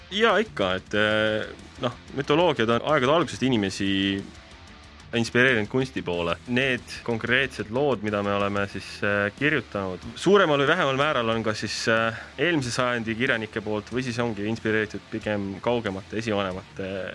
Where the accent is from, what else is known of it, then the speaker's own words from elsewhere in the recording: Tallinn, Harju County, Estonia; ma olen ise Tallinnast pärit